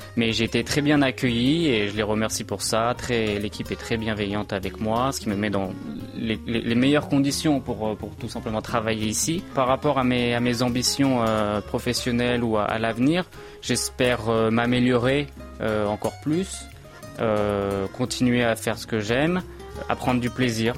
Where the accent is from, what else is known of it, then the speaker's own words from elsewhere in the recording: Brétigny-sur-Orge, Île-de-France, France; moved away as an adult; now in Seoul, South Korea; je vivais tout simplement chez mes parents, en région parisienne, euh, d'où je suis. Euh, dans le département de l'Essonne, plus précisément à Bretigny-sur-Orge